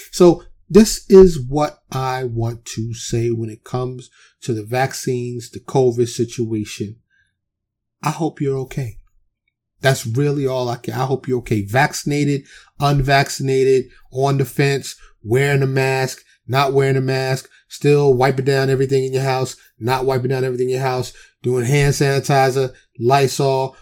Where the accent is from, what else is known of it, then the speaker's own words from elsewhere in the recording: New York City, New York, United States; also born or lived in Harlem / the Bronx; now in Texas, United States; I'm born and raised in New York City